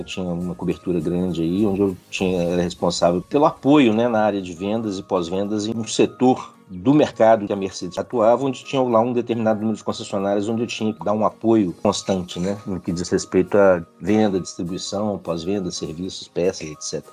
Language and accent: Portuguese; Nova Lima, Minas Gerais, Brazil; sou natural de Nova Lima